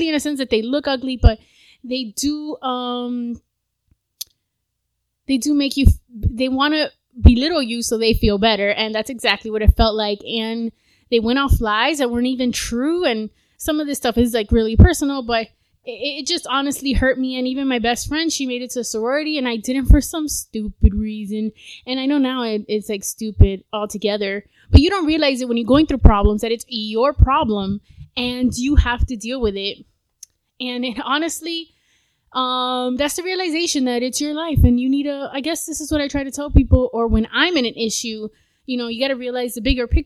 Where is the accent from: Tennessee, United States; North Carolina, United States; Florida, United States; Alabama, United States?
Florida, United States; South; I was born in South Florida